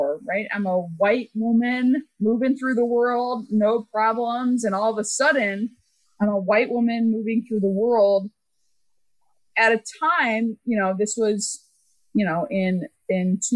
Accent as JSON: {"language": "English", "region": "Texas", "country": "United States", "tie": "born or raised there", "moved": "as an adult", "said": "I grew up in Texas"}